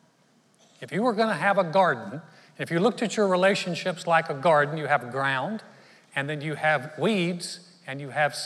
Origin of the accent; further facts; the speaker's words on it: North Carolina, United States; I grew up in North Carolina, very Southern town